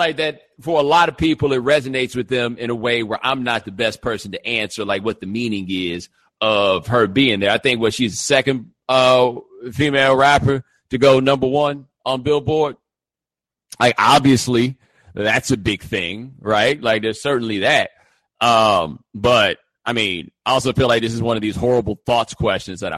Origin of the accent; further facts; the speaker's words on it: Houston, Texas, United States; moved away as an adult; also born or lived in Atlanta; I'm from Houston